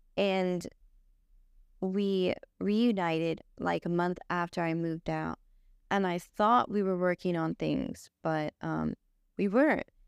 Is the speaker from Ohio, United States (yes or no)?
no; Los Angeles, California, United States; I grew up here in Los Angeles with my grandparents